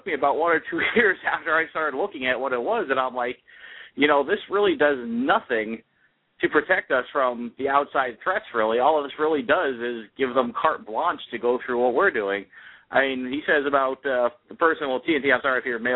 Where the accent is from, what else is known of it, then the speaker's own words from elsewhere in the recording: United States; That's the life I choose to live as an American